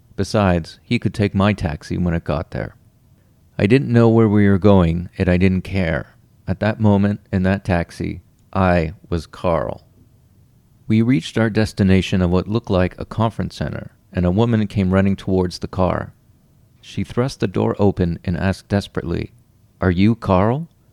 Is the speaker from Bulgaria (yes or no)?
no; Ottawa, Ontario, Canada; now in Toronto, Canada; I'm from Ottawa